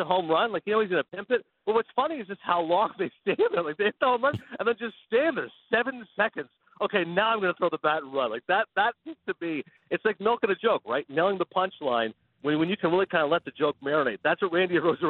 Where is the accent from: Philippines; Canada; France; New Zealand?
Canada; American wife, American kids, like I'm the only Canadian in the family